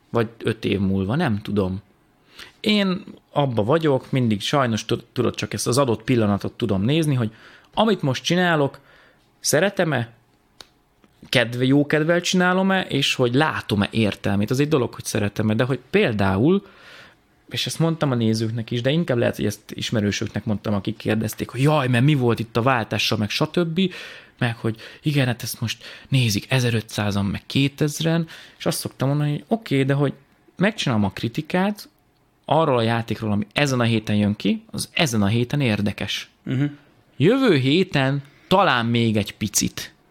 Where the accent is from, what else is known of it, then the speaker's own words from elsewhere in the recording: Tataháza, Bács-Kiskun, Hungary; moved away; Tataházi vagyok, egy minden. kis faluból származom